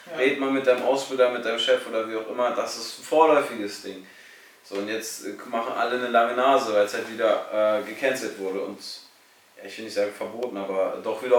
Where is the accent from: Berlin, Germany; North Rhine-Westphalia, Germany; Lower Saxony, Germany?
Lower Saxony, Germany; Salzgitter; bin noch in einem Fußballverein angemeldet, in meiner Heimatstadt in Salzgitter.